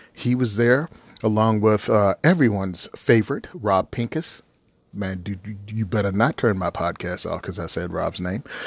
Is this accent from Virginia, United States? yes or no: yes; Virginia, United States; I was born and raised in Virginia.